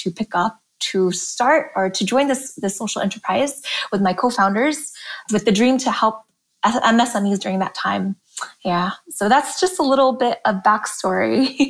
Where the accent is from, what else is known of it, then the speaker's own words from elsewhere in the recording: Los Angeles, California, United States; moved away as an adult; also born or lived in Jakarta, Indonesia / Berkeley, California; now in Indonesia; I was born in Jakarta, and was here up until the 98 riots. And it was about then that my family decided to move to the United States. So we all packed, headed over to LA, and spent the majority of my childhood in Los Angeles.